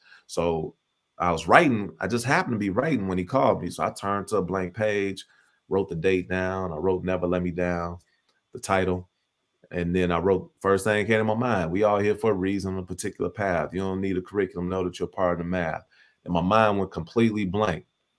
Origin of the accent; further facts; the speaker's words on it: Chicago, Illinois, United States; I'm a poet from Chicago.